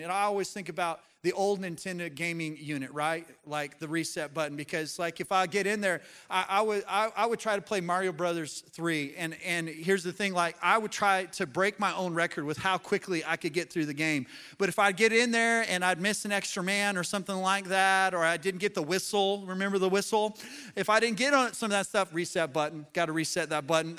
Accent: Colorado, United States; moved away as an adult; now in Arkansas, United States; I was born and raised in Colorado, but I've been here for almost twenty years now.

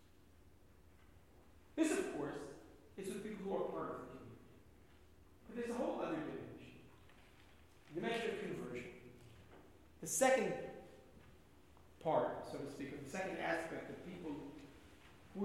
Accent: New York, United States; now in Israel; When I was growing up in New York, in the 70s

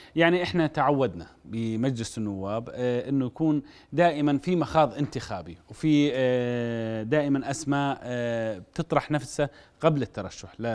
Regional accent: Jordan; عندنا بالأردن

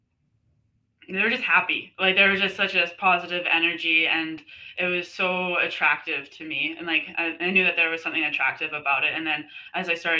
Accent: Abbotsford, British Columbia, Canada; moved away as an adult; also born or lived in Alberta, Canada; now in Lynden, United States; I grew up in Abbotsford, BC.

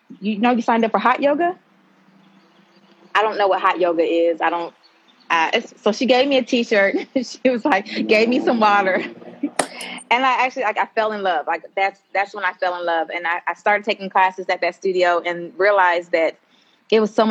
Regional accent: Decatur, Georgia, United States; I am originally from Decatur, Georgia

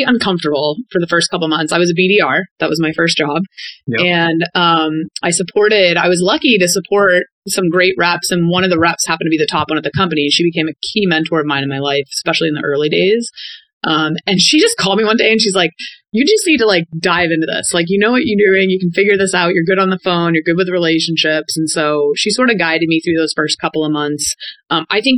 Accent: Cape Cod, Massachusetts, United States; moved away as an adult; also born or lived in Ohio / Florida / Boston; being born and raised on Cape Cod

